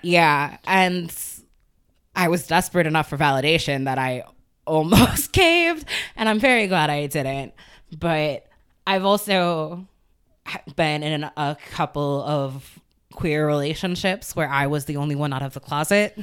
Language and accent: English; Chicago, Illinois, United States; moved away; also born or lived in Evanston, Illinois; I spent equal times in Evanston and the city